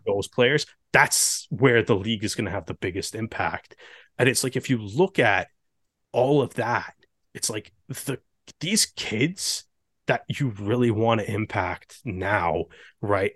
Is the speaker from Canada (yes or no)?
yes; Canada; a Canadian kid